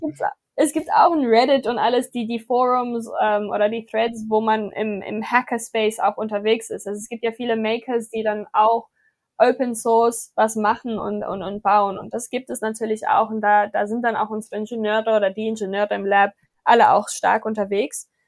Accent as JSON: {"language": "German", "town": "Johannesburg", "region": "Gauteng", "country": "South Africa", "tie": "born or raised there", "moved": "yes", "lives_now": "Berlin, Germany", "said": "meine Heimat, wir machen mal ein Satellitprogramm in Johannesburg"}